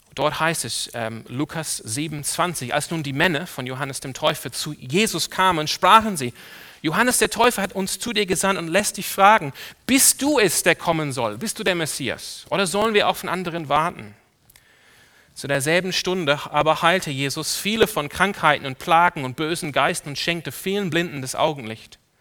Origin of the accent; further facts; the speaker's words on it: Sydney, New South Wales, Australia; now in Germany; Ich bin aufgewachsen in einer Ortsgemeinde in Sydney, in Australien.